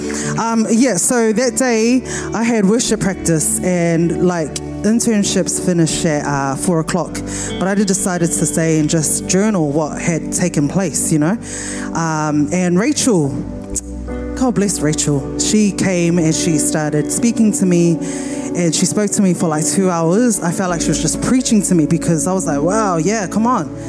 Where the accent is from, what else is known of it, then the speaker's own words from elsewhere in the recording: Wellington, New Zealand; I'm from Wellington, so earthquakes are very normal for me, Wellington, New Zealand.